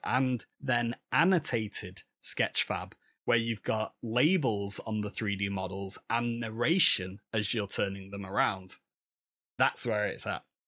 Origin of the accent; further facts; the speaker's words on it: Manchester, North West England, United Kingdom; I'm from Manchester, just down the road from Manchester United